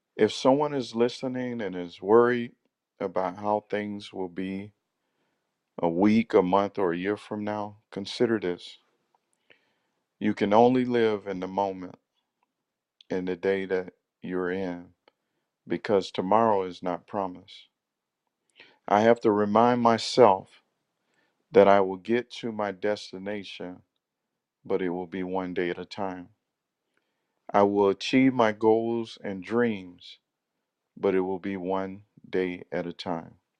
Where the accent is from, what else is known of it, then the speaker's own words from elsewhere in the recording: Central Florida, United States; I'm from Central Florida